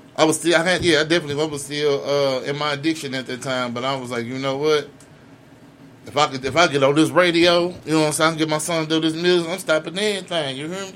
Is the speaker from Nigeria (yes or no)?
no; the West Side, Missouri, United States; I'm from the West Side